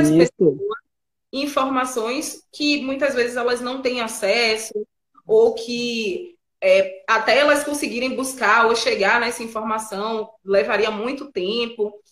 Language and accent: Portuguese; Bahia, Brazil; A gente é baiano, né? E a gente é baiano, é preto